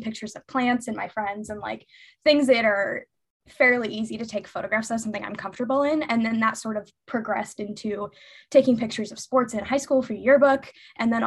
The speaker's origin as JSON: {"language": "English", "town": "Lincoln", "region": "Nebraska", "country": "United States", "moved": "as an adult", "lives_now": "Chicago, United States", "said": "I'm originally from Nebraska, Lincoln, Nebraska specifically"}